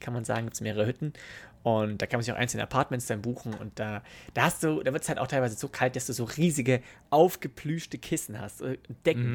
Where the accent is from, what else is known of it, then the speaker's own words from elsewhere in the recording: Starnberg, Bavaria, Germany; ich bin in Starnberg geboren